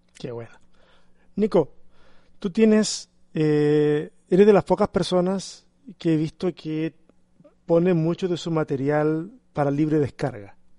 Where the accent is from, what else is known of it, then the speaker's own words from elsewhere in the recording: Chile; como chileno